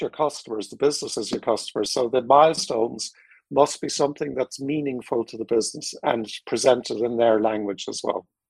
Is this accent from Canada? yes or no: no; Ireland; moved away as an adult; also born or lived in United States / Singapore / Philippines; I'm Irish.